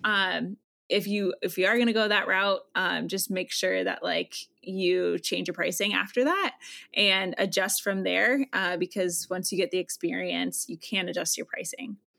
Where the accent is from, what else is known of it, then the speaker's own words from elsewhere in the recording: Iowa, United States; I am originally from Iowa